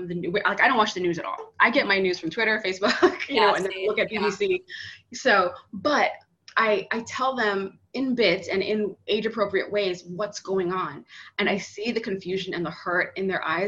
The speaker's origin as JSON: {"language": "English", "region": "New York", "country": "United States", "moved": "yes", "lives_now": "South Florida, United States", "said": "I'm from New York. I now live in South Florida"}